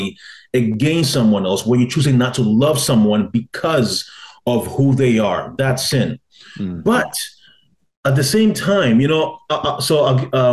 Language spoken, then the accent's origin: English; Toronto, Ontario, Canada; also born or lived in Ghana; Because I'm a Ghanaian. I grew up mostly around Ghanaians.